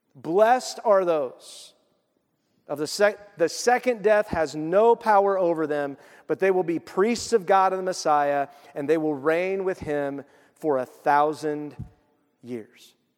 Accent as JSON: {"language": "English", "country": "United States", "said": "I'm an American"}